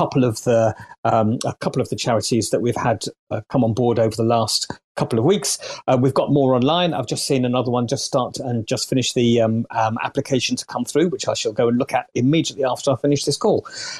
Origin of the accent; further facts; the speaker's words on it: United Kingdom; As a Brit